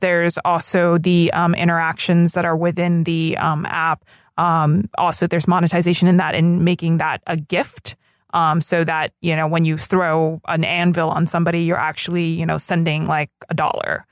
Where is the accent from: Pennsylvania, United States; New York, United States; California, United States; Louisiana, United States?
California, United States; Los Angeles; we both basically grew up here in L